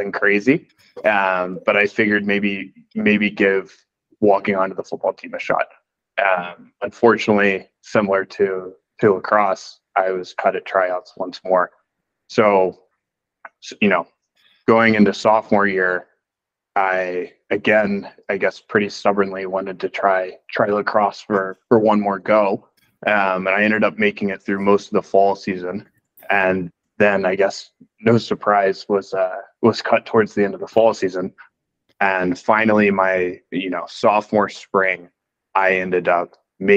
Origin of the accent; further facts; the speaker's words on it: Atlanta, Georgia, United States; moved away as an adult; I grew up in Atlanta, Georgia